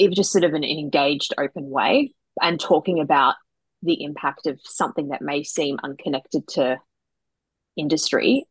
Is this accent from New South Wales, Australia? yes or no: no; South Gippsland, Victoria, Australia; I'm from South Gippsland